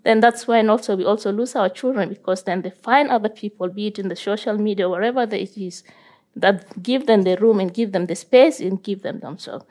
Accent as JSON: {"language": "English", "country": "South Sudan", "tie": "born or raised there", "moved": "yes", "lives_now": "Norway", "said": "growing up in South Sudan"}